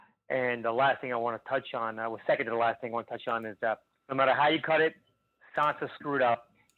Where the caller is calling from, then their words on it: Plantation, Florida, United States; How you doing, guys? … from Plantation, Florida.